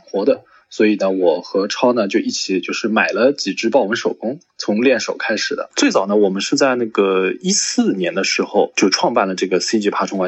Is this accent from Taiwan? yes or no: no; Shanghai, China; 我是，来自上海的一位爬友，或者说是一个繁殖者